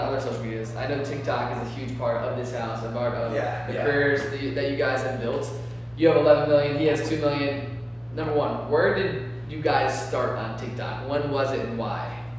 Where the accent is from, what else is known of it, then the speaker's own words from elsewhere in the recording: Chesterfield, Virginia, United States; I am literally from the smallest town in Virginia called Chesterfield, Virginia.